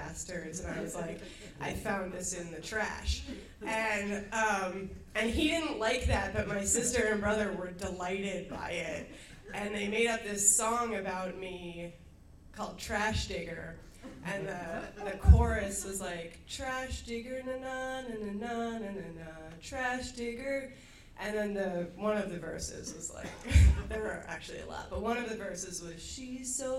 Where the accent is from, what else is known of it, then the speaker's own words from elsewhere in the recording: Baltimore, Maryland, United States; When I was a kid, I grew up in Baltimore